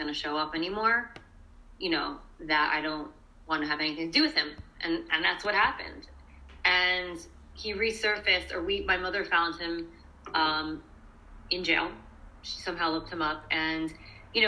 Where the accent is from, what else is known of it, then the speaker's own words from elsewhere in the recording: New York City, New York, United States; I grew up in Brooklyn. I'm from Brooklyn